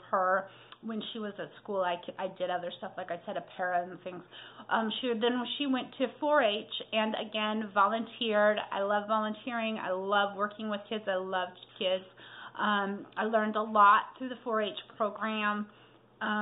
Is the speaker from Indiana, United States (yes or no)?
no; Colorado, United States; moved away as an adult; now in Coal Camp, United States; I am born and raised in Colorado and recently moved to Missouri